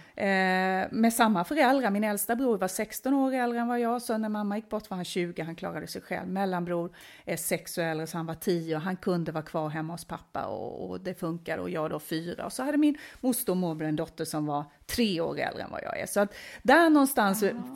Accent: Småland, Sweden; accent: skorrande R; now in Stockholm, Sweden; jag är född och uppvuxen nere i Småland

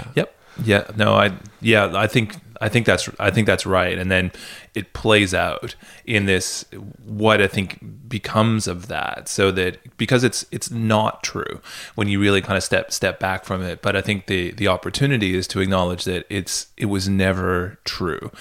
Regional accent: Canada; moved away; where I grew up in Canada

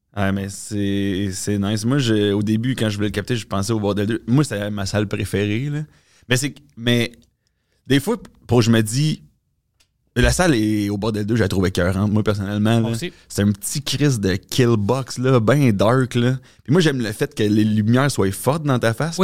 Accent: Quebec City, Quebec, Canada; je viens de Québec en plus. Fait que c'est mon hometown.

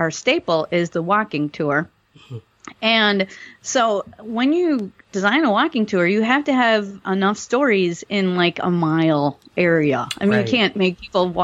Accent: Milwaukee, Wisconsin, United States; I'm from Milwaukee, Wisconsin

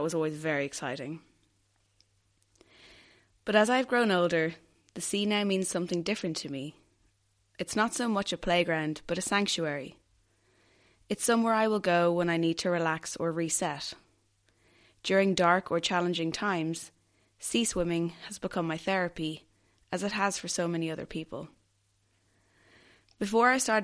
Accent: Greystones, County Wicklow, Ireland; I grew up in Greystones, County Wicklow, with a bedroom window that faces the Irish Sea

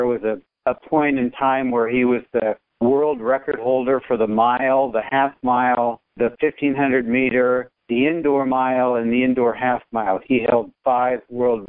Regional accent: Wichita, Kansas, United States; growing up in Wichita, Kansas

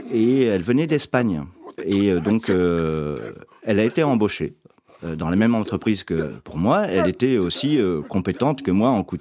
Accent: Iraq; Moi, je viens d'Irak, hein. je suis d'origine irakienne. Euh, toute ma famille euh, vit en Irak.

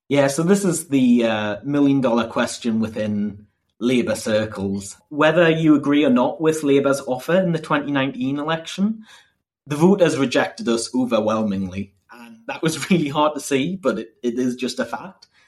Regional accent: Northumberland, North East England, United Kingdom; also born or lived in Durham; I'm from Northumberland

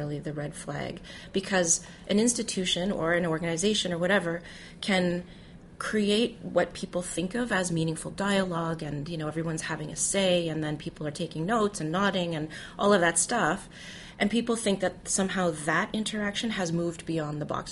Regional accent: Canada; also born or lived in Toronto, Canada; I'm Canadian, and that's how we refer to it in Canada

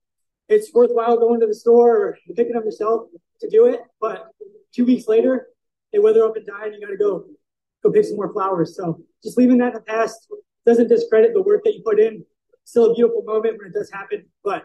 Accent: United States; I'm an American.

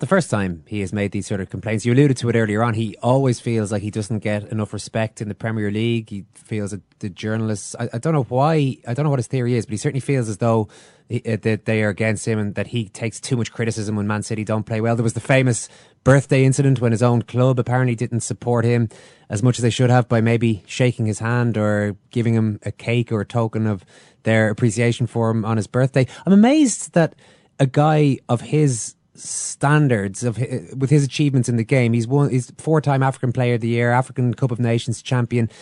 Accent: Ireland; we have been oppressed in the past, uh, us Irish

